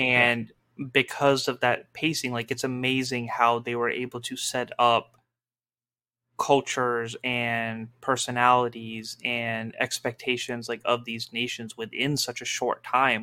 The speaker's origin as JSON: {"language": "English", "country": "Pakistan", "said": "my culture as a Muslim, as a Pakistani"}